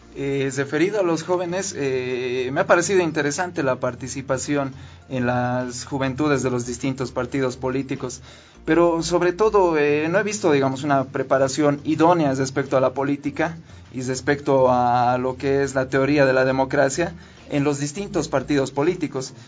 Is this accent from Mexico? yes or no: no; Bolivia; el entendimiento que nosotros tenemos como bolivianos